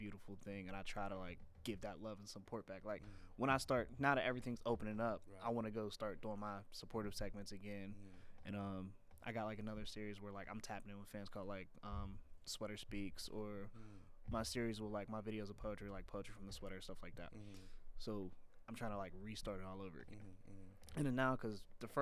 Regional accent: Pittsburgh, Pennsylvania, United States; I'm from Pittsburgh

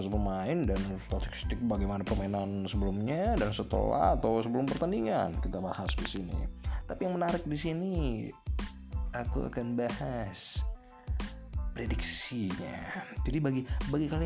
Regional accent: Medan, North Sumatra, Indonesia; Asal saya dari Medan.

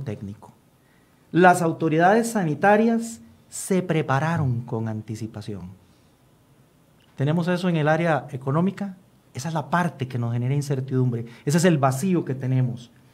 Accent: Costa Rica; como costarricenses

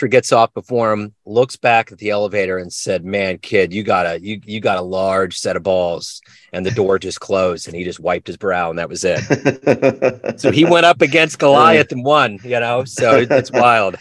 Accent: Kansas City, Missouri, United States; Kansas City, Missouri, right in the middle of the map.

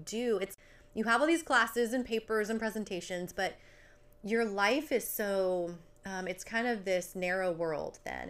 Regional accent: New Jersey, United States; accent: New Jersey; my roommate and I were both from New Jersey

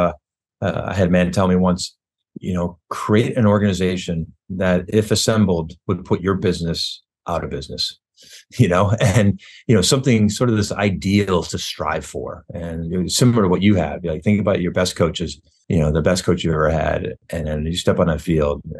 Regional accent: Syracuse, New York, United States; moved away; I grew up in Syracuse

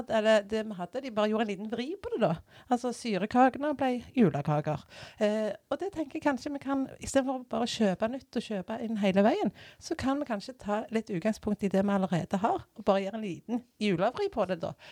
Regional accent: Bjørheimsbygd, Rogaland, Norway; now in Randaberg, Norway; Uh, jeg, sier, jeg er fra Bjørheimsbygd. Uh, eh, jeg syns det er så kjekt når jeg har kommet uh, Jeg sier Bjørheimsbygd, jeg sier ikke Strand eller jeg sier ikke Tau eller Jørpeland.

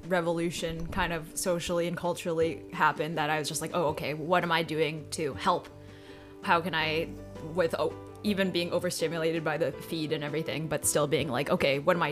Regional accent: Canada; I am full Chinese, but I'm Canadian

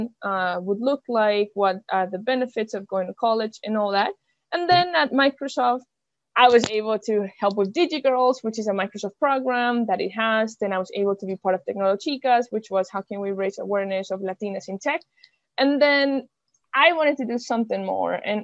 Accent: Venezuela; moved away; also born or lived in Germany; I'm from Venezuela

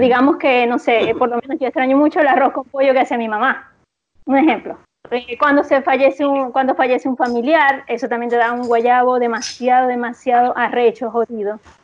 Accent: Venezuela; moved away as an adult; now in Santiago, Chile; en Venezuela, antes de venirme, tenía varios, varios años de haber emprendido

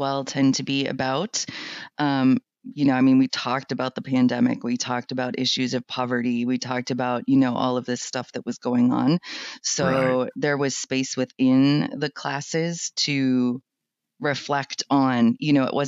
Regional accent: New Hampshire, United States; I grew up in New Hampshire, really, really poor

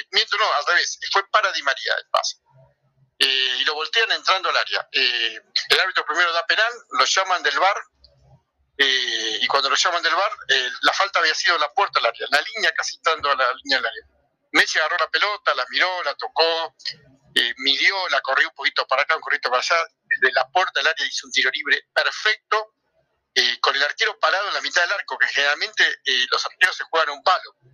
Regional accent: Ecuador; cuerpo de jugador es alto como soy ecuatoriano

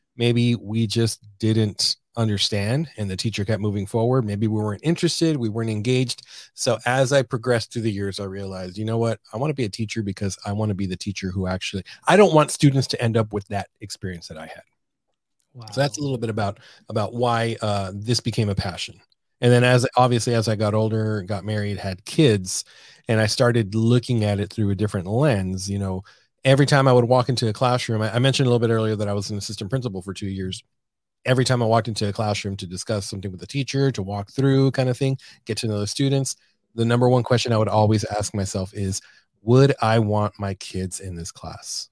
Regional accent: San Diego, California, United States; moved away as an adult; also born or lived in Arizona; now in San Antonio, United States; from born and raised in San Diego, California

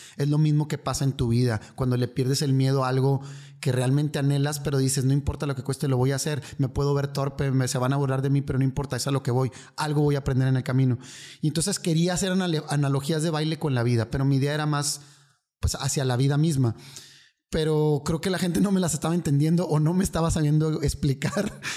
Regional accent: Monterrey, Nuevo León, Mexico; vengo de aquí, soy de Monterrey

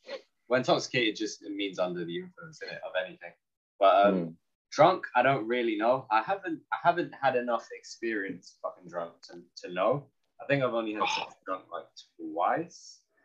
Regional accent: South Korea; I'm from Korea.

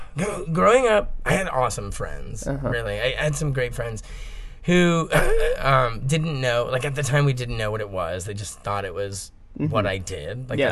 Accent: Miami, Florida, United States; born there; So I was born on a waterbed in Miami, Flori

